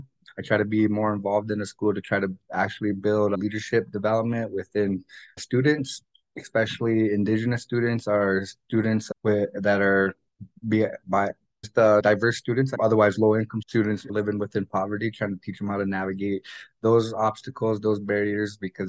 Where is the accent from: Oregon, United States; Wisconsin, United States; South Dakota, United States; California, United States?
South Dakota, United States; Lower Brule; also born or lived in Bismarck; but I grew up in many different places. Lower Brew is my hometown. I was actually born in North Dakota in Bismarck.